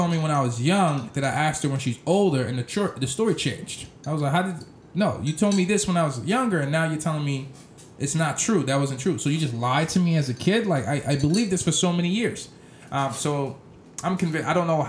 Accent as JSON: {"language": "English", "town": "Boston", "region": "Massachusetts", "country": "United States", "tie": "born or raised there", "said": "I grew up in, I lived all over the place, Mattapan, Dorchester, Hyde Park, you name it, yep."}